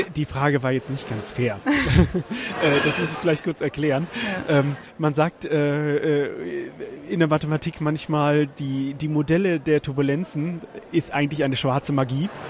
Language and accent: German; Weserbergland, Lower Saxony, Germany; moved away as an adult; also born or lived in Karlsruhe; im Weserbergland, wo ich herkomme